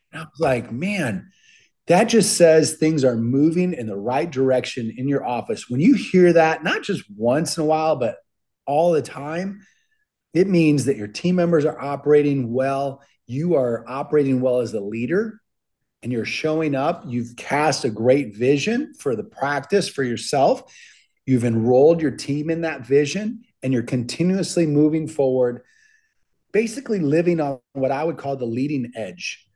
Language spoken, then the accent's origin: English; Minnesota, United States; I grew up in Minnesota